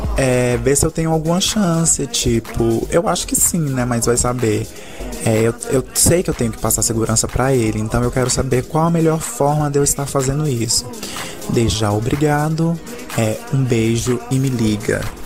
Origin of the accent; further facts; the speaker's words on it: Goiânia, Goiás, Brazil; eu tenho 22 anos, sou de Goiânia